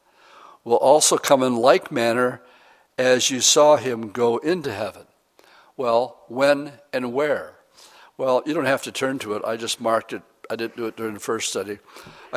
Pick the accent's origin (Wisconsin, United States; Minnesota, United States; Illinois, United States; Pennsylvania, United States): Wisconsin, United States; moved away; I'm from Wisconsin